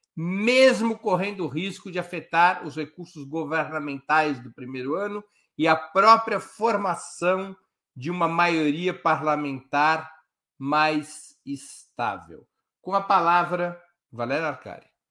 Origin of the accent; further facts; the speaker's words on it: Brazil; como bons brasileiros